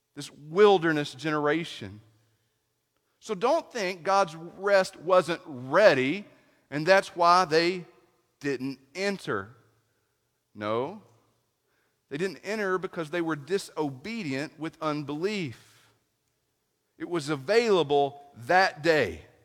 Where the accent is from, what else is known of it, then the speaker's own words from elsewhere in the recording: East Tennessee, United States; I was raised in East Tennessee